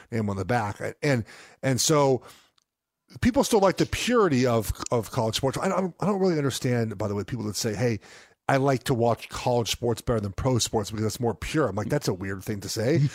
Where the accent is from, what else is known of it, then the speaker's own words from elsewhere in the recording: West Coast, United States; growing up on the West Coast